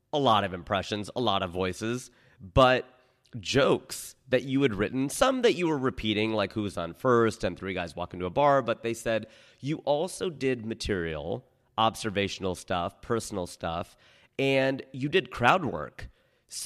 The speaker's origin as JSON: {"language": "English", "region": "Ohio", "country": "United States", "tie": "born or raised there", "moved": "yes", "lives_now": "Los Angeles, United States", "said": "growing up in Ohio, I don't have a lot of Diwali stories."}